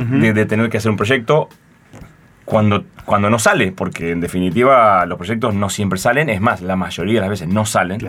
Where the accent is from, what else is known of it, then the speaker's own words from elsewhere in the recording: Concordia, Entre Ríos, Argentina; moved away as an adult; also born or lived in Buenos Aires; Yo soy de Entre Ríos, de Concordia, y estudié primaria y secundaria en Concordia